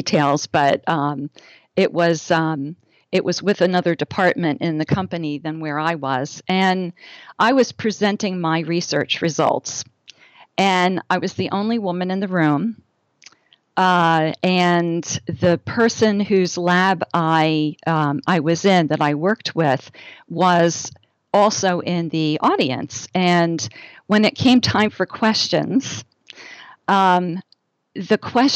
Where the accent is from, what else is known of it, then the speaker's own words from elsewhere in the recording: New Jersey, United States; I am from the Northeast. I grew up in New Jersey